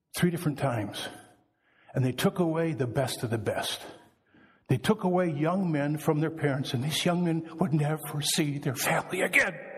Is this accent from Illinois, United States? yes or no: no; Wisconsin, United States; I am from Wisconsin, so I can talk about us Wisconsinites.